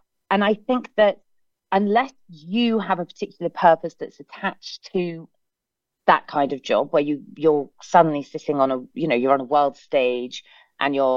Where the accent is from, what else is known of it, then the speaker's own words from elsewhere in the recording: England, United Kingdom; I'm very English